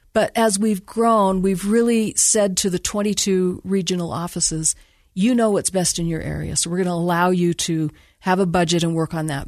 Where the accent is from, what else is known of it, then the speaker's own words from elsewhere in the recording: Bountiful, Utah, United States; also born or lived in California; I grew up in Bountiful and I went to Bountiful High